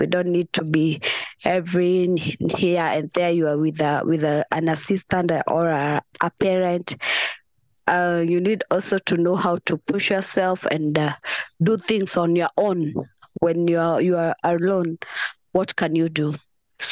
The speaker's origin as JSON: {"language": "English", "region": "Nairobi", "country": "Kenya", "said": "I'm from Kenya. In Nairobi."}